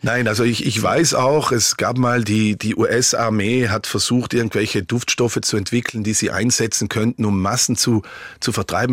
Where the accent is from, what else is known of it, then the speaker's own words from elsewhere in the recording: Merano, Trentino-Alto Adige, Italy; moved away as an adult; also born or lived in Switzerland / Vienna, Austria / Dresden, Germany; now in Canada; ich bin ja in Meran groß geworden